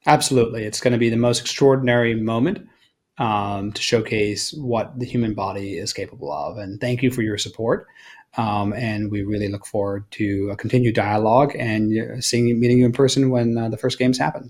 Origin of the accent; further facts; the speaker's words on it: Australia; I'm Australian